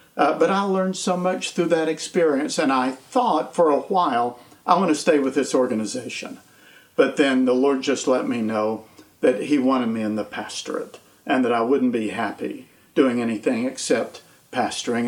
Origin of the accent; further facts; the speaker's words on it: East Tennessee, United States; also born or lived in Nashville, Tennessee; I grew up in East Tennessee in the mountains and the Appalachians and moved here in 1980